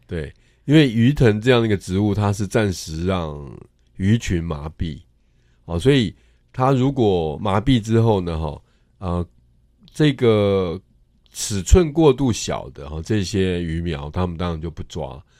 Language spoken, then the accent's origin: Chinese; Tainan, Taiwan; also born or lived in Chiayi; 其实我从小在台南长大